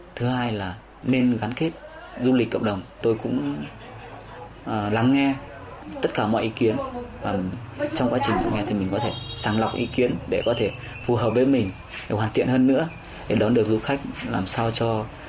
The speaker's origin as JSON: {"language": "Vietnamese", "area": "Y Tý", "region": "Lào Cai", "country": "Vietnam", "tie": "born or raised there", "said": "ở y tí ở quê hương mình"}